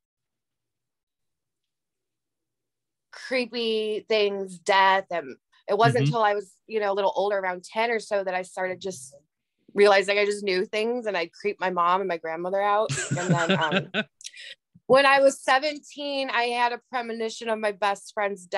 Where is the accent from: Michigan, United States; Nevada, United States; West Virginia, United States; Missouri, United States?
Michigan, United States; Harrison Township; moved away as an adult; now in Savannah, United States; I'm originally from Harrison Township, Michigan, which is the suburbs of Detroit